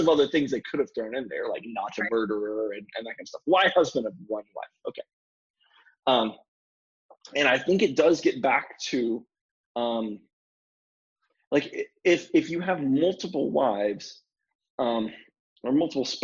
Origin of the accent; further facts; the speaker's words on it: North Carolina, United States; moved away; I'm from North Carolina originally